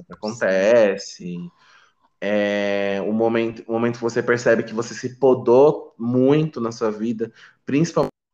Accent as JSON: {"language": "Portuguese", "region": "São Paulo", "country": "Brazil", "tie": "born or raised there", "also_born_or_lived": "Pernambuco", "said": "eu também nasci lá em Pernambuco. Ah, nasci lá, nasci lá, mas eu vim para São Paulo muito muito criança, assim, com dois anos de idade. Então, eu quase não tenho sotaque"}